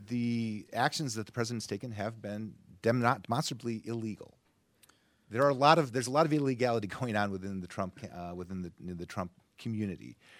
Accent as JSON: {"language": "English", "town": "Grand Rapids", "region": "Michigan", "country": "United States", "said": "I am from Grand Rapids, Michigan, and Kent County is my"}